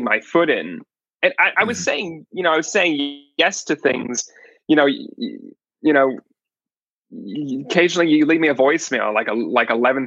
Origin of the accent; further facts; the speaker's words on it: Palo Alto, California, United States; I was born and raised in Palo Alto, California